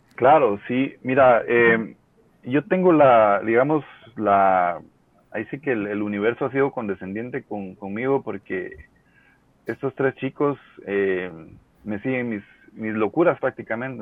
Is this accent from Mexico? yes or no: no; Guatemala; todos somos guatemaltecos